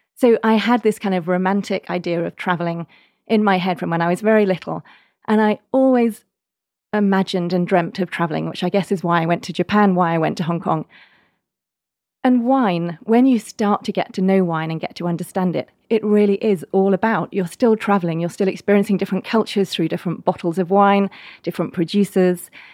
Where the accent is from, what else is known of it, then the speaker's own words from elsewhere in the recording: Oxford, South East England, United Kingdom; moved away as an adult; also born or lived in Manchester; now in Bordeaux, France; I grew up in, in Oxford in England, and I was, um, in Oxford till about I was thirteen and then moved up to the north of England to Manchester.